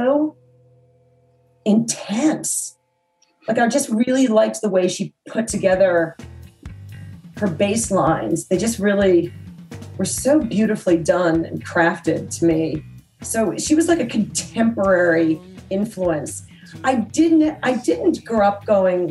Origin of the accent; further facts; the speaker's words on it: Nashua, New Hampshire, United States; I grew up in Nashua, New Hampshire, which is about 35 miles from Boston.